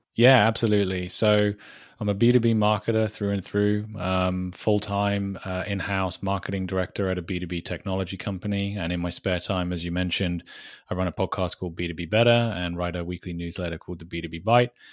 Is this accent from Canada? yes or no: no; United Kingdom; accent: British; if the accent doesn't give it away, I am British